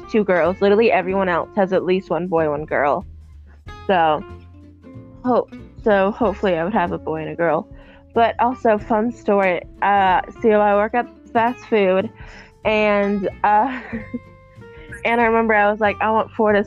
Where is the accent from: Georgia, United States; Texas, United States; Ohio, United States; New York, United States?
Georgia, United States; I want to move from Georgia because I've been here my whole life